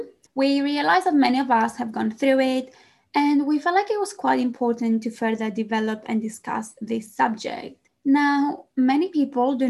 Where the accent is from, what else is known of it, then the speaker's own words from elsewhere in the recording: Greece; English is a second language; moved away as an adult; now in London, United Kingdom; Some of you might wonder where the accent comes from. I am Greek